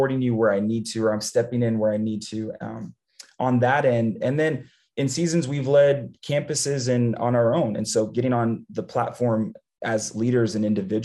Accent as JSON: {"language": "English", "town": "San Antonio", "region": "Texas", "country": "United States", "tie": "born or raised there", "moved": "as an adult", "said": "I grew up born and raised in San Antonio, Texas"}